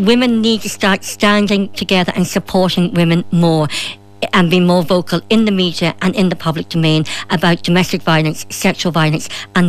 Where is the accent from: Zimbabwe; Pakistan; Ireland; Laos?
Ireland; as a woman, as an Irish woman